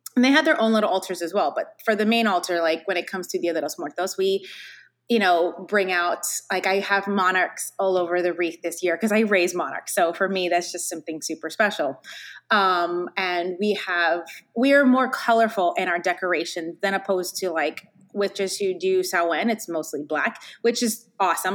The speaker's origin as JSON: {"language": "English", "town": "Hialeah", "region": "Florida", "country": "United States", "tie": "born or raised there", "said": "I grew up actually in Hialeah"}